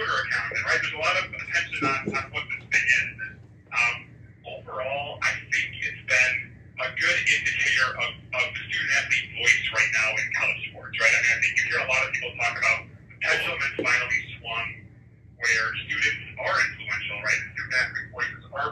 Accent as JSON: {"language": "English", "region": "California", "country": "United States", "moved": "yes", "said": "I'm from California."}